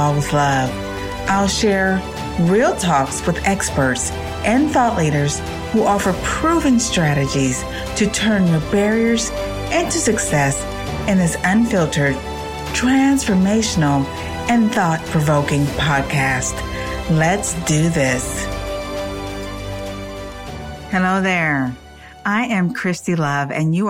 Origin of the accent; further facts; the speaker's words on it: Detroit, Michigan, United States; also born or lived in California / Washington State; now in Spring, Texas, United States; I am originally from Detroit, Michigan